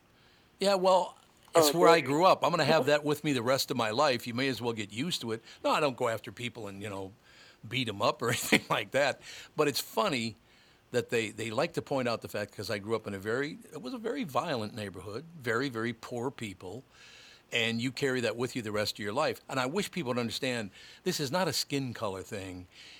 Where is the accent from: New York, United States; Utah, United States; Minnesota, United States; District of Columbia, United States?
Minnesota, United States; Minneapolis; also born or lived in Long Prairie, Minnesota; I grew up in North Minneapolis. The neighborhood was Catholic, Black, and Jewish. That's what the neighborhood was where I grew up.